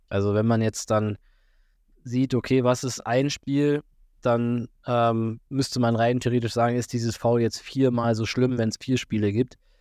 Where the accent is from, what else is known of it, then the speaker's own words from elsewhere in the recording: Füssen, Bavaria, Germany; bei uns in Füssen